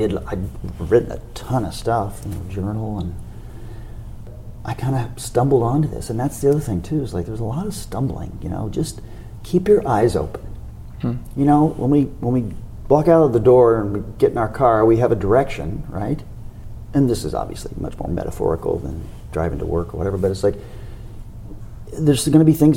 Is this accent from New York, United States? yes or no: no; Indiana, United States; moved away; growing up in Indiana